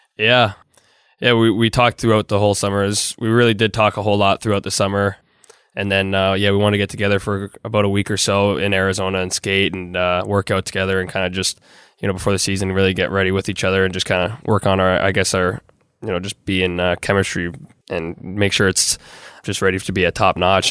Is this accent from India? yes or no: no; Toronto, Ontario, Canada; a Canadian kid growing up, especially in Toronto